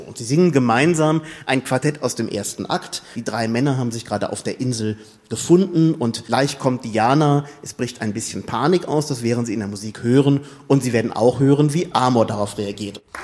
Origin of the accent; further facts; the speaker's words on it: Germany; wir als Deutsche